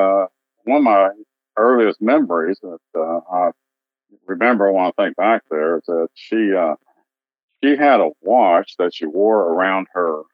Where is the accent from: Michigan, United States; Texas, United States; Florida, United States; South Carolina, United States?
Texas, United States; Dallas; also born or lived in Tyler, Texas; I grew up in Dallas. I grew up in the Oak Cliff section of Dallas